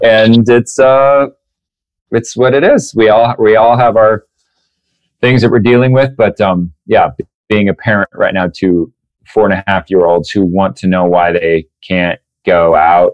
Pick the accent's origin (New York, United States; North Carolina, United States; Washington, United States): Washington, United States; Newport; also born or lived in Spokane, Washington / Oldtown, Idaho; I was born in Spokane, Washington, and then uh, grew up in this little town called Newport, Washington, Old Town, Idaho